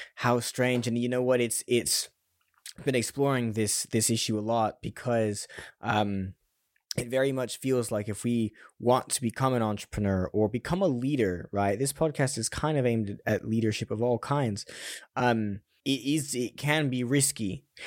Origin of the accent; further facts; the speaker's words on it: California, United States; now in London, United Kingdom; I'm, I'm from California as well